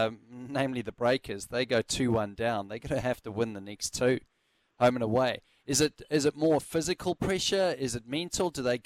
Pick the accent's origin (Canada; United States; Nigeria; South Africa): South Africa; Johannesburg, Gauteng; like it used to be at the Wanderers Stadium with me growing up in Johannesburg.